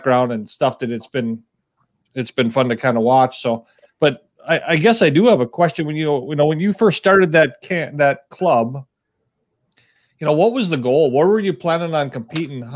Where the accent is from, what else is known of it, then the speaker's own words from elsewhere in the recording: Fargo, North Dakota, United States; also born or lived in Grand Forks; I grew up in Fargo